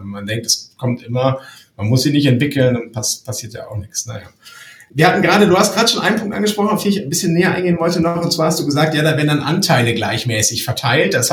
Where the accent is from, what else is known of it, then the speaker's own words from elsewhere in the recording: Lower Saxony, Germany; Mein Großvater war Bauunternehmer im Emsland, wo ich herkomme.